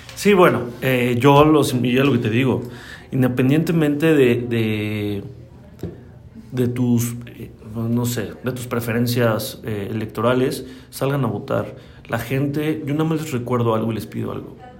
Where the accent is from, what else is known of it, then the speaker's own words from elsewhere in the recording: Celaya, Guanajuato, Mexico; also born or lived in Mexico City; yo nací en la Ciudad de México, pero yo llegué a Celaya aquí a los seis años